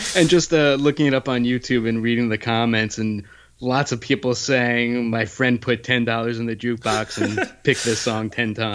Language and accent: English; New Jersey, United States; I grew up in New Jersey, which is the land of 24 hour diners